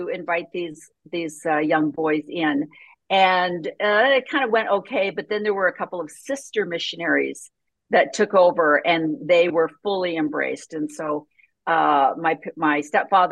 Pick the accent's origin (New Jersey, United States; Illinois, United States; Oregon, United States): Illinois, United States; a small town just south of Chicago; I was born in a small town just south of Chicago